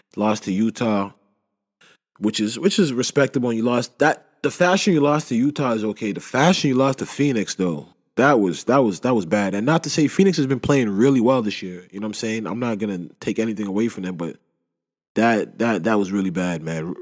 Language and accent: English; Canada; I love being Canadian